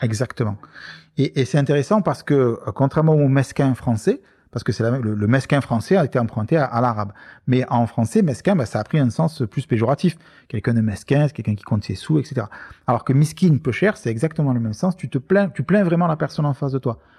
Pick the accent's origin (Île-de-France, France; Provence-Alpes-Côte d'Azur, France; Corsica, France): Provence-Alpes-Côte d'Azur, France; Marseille; on est Marseillais